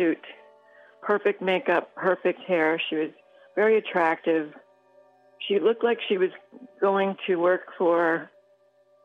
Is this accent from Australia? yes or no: no; New York, United States; now in Florida, United States; I'm a New Yorker myself